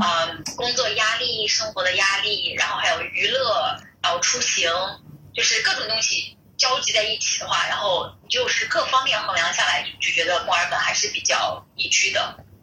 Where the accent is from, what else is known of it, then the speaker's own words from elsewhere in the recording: Xianyang, Shaanxi, China; moved away as an adult; now in Melbourne, Australia; 我来自咸阳